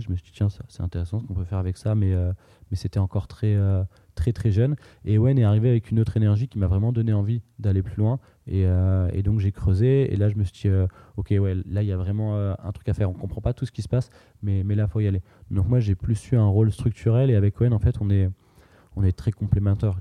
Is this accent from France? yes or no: yes; France; on a grandi en France, on a volonté à construire en France